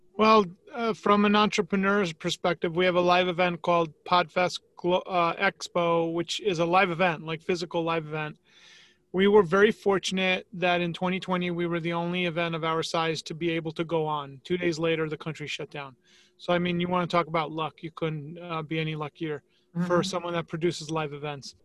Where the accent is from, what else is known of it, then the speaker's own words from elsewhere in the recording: New York, United States; moved away as an adult; now in Tampa, United States; growing up in New York